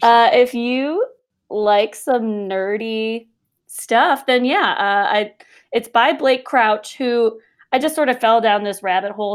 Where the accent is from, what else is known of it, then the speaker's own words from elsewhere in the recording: just outside of Chicago, Illinois, United States; moved away as an adult; now in Colorado, United States; I'm originally from Illinois, just outside of Chicago